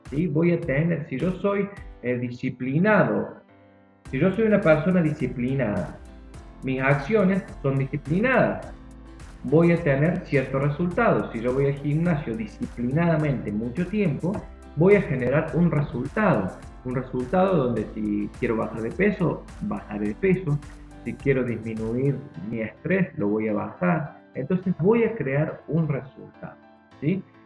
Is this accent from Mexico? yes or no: no; Argentina; yo soy argentino